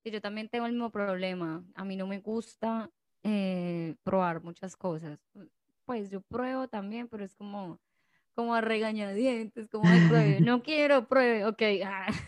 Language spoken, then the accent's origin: Spanish; Colombia; moved away; De Colombia.